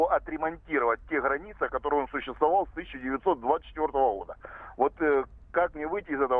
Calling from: Rostov-on-Don, Rostov Oblast, Russia; Я, я вам звоню из Ростова-на-Дону

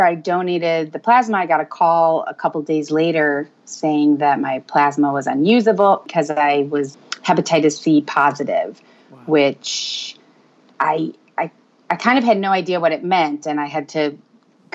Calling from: Roswell, Georgia, United States; also born or lived in Tucson, Arizona; I am calling from Roswell, Georgia

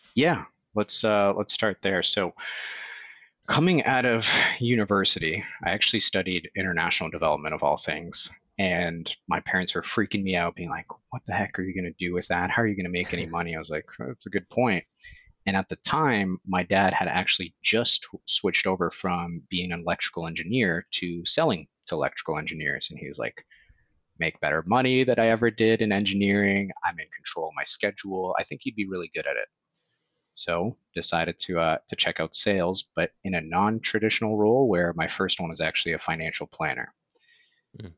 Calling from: Toronto, Ontario, Canada; I am calling in from Toronto, Canada

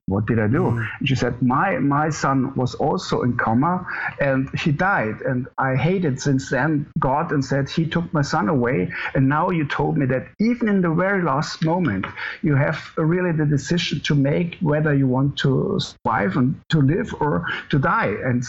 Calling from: Munich, Bavaria, Germany; I'm calling from Munich, the south part of Germany.

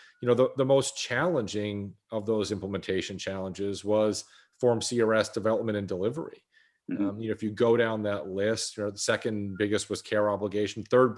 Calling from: Dallas, Texas, United States; I'm calling in from Dallas, Texas. So it is gray and 39 here in Dallas, Texas.

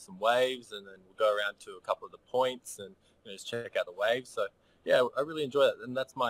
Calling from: Noosa, Queensland, Australia; I'm calling from Noosa. So it's in the Sunshine Coast here in Queensland, Australia.

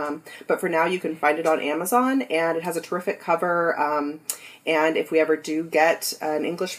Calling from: San Diego, California, United States; Yes, I am here from Southern California, San Diego.

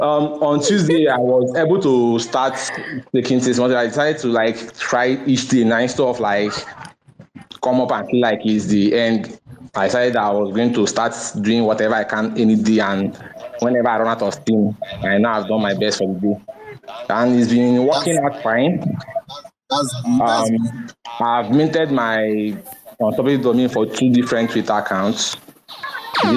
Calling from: Owerri, Imo, Nigeria; Okay, I'm actually speaking

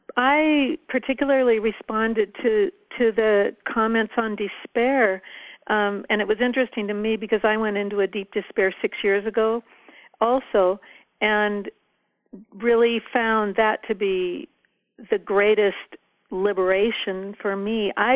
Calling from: Paradise Valley, Montana, United States; I'm from Paradise Valley in Montana.

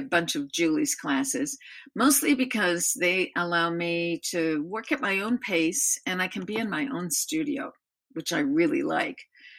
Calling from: Albany, Oregon, United States; I live in Albany, Oregon.

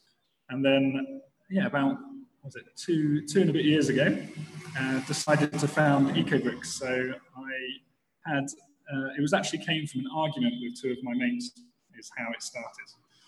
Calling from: Masaka, Central Region, Uganda; I'm calling in from a little town called Masaka in Uganda.

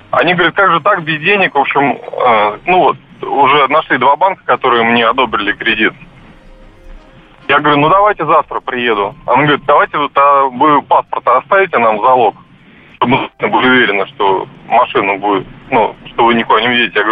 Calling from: Moscow, Russia; Здравствуйте, я из Москвы.

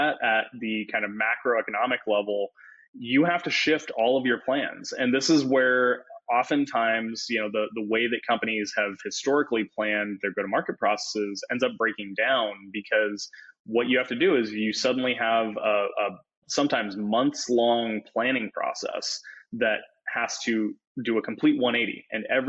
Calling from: Los Angeles, California, United States; moved away; Calling in from Los Angeles, which I recently moved to.

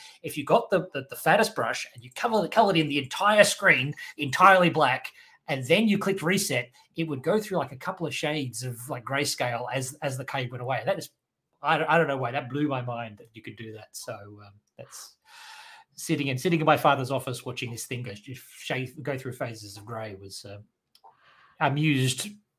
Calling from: Perth, Western Australia, Australia; I am speaking today from Perth, Western Australia, which is Wadjuk Noongar Boodja, the traditional owners of the land where I'm recording from.

